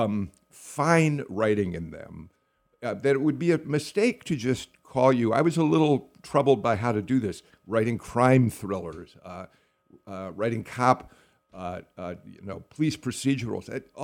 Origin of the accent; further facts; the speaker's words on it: Skokie, Illinois, United States; now in Georgia, United States; I grew up just outside of Chicago in a town called Skokie